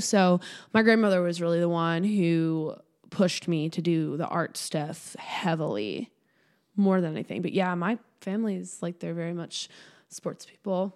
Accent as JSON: {"language": "English", "town": "Swampscott", "region": "Massachusetts", "country": "United States", "tie": "born or raised there", "said": "I grew up in a really small town. My hometown's called Swampscott, Massachusetts."}